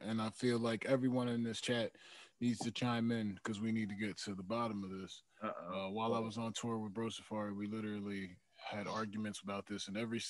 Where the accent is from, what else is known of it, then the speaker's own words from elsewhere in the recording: Philadelphia, Pennsylvania, United States; I'm from Philly.